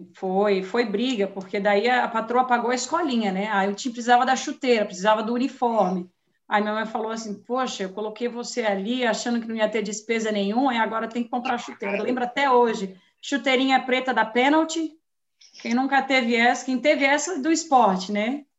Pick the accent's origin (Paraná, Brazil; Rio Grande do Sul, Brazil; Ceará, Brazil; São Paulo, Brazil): São Paulo, Brazil; now in United States; nascida e crescida em São Paulo, capital